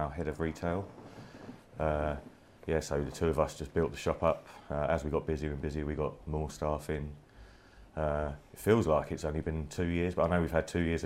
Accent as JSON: {"language": "English", "region": "London", "country": "United Kingdom", "tie": "born or raised there", "said": "I've lived in South London all my life. My parents both Irish, so I consider myself Irish as well"}